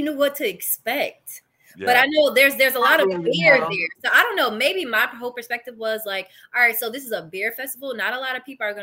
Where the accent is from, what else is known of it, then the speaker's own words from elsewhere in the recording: New Jersey, United States; moved away as an adult; now in Philadelphia, United States; I'm from North Jersey